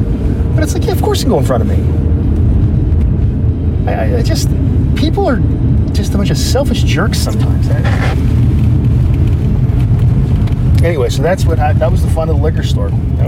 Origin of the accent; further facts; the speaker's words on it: Canada; We're all Canadian.